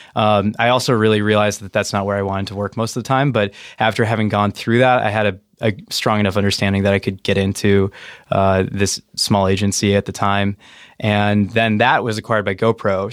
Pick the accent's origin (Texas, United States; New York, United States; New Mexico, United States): New Mexico, United States; moved away; I grew up in New Mexico